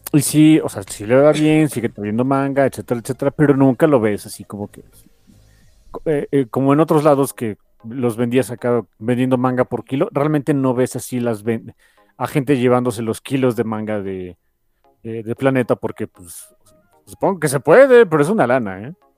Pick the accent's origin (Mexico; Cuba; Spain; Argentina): Mexico; somos un país pobre.